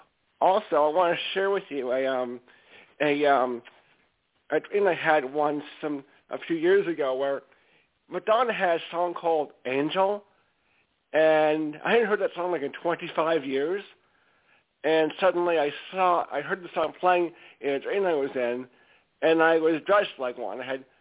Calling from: Stamford, Connecticut, United States; …, I call from Stamford, Connecticut.

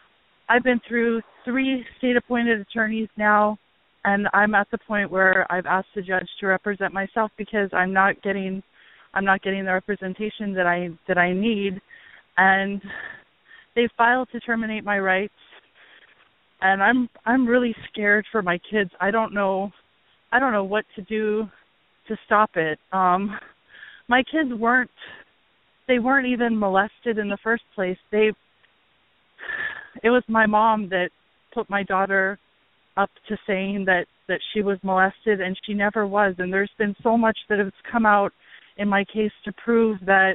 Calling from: Hawaii, United States; I'm calling from Hawaii

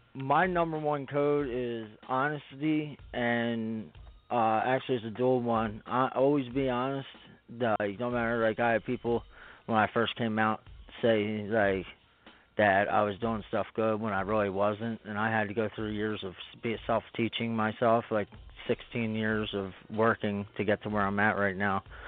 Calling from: Spring City, Pennsylvania, United States; I'm calling from Spring City, PA, uh, right outside of Philly

